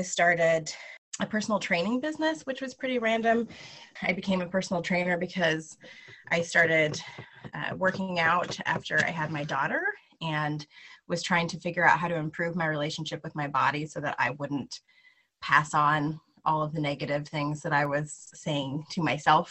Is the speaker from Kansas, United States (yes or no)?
yes; Lawrence, Kansas, United States; I'm from Lawrence, Kansas